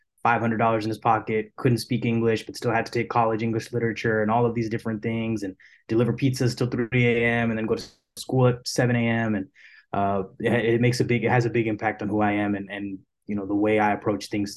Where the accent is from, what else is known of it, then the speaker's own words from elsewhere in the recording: Houston, Texas, United States; I am born and raised here in Houston, Texas. I've been in Texas my whole life